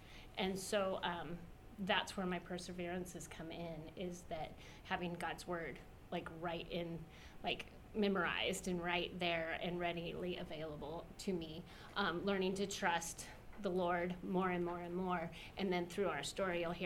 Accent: greater Los Angeles area, Southern California, United States; moved away; We grew up in California

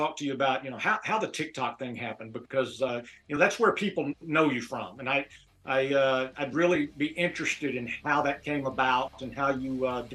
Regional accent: Oklahoma, United States; I grew up in Oklahoma

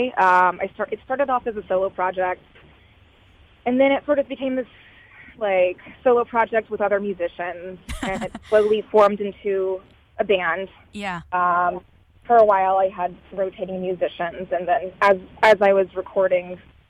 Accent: Savannah, Georgia, United States; moved away as an adult; now in Chicago, United States; my hometown, Savannah, and my relationship with that place

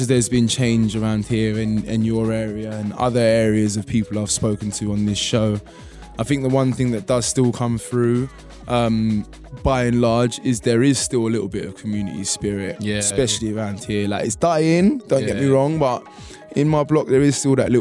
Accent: London, United Kingdom; growing up around here, kind of in this old street Shoreditch area

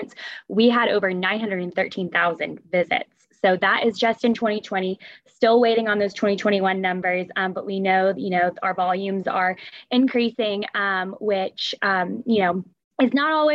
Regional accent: Atlanta, Georgia, United States; I grew up in Atlanta

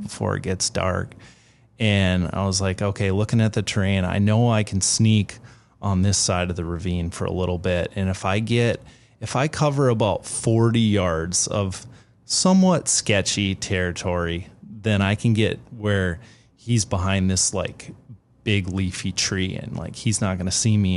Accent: Minnesota, United States; I grew up in Minnesota

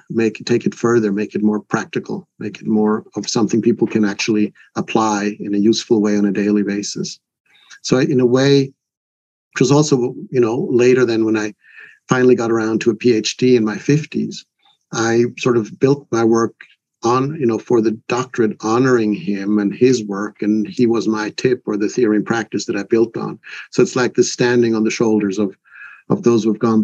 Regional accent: Switzerland; English is a second language; now in United States; my mother was Swedish, my father was American, and I was born and raised in Switzerland, a third country.

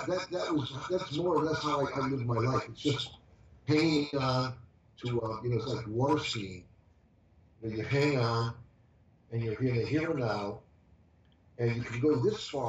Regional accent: Hartford, Connecticut, United States; moved away; I was born in Hartford, Connecticut

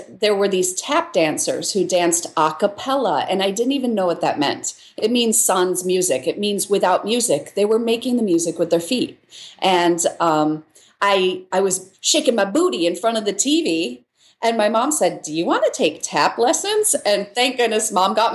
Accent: Michigan, United States; moved away as an adult; also born or lived in Chicago / New York; now in Los Angeles, United States; I grew up in Michigan, in a farm town in Michigan

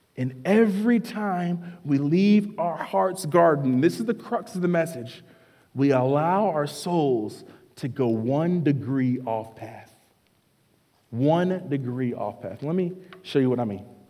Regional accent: North Carolina, United States; I grew up in North Carolina

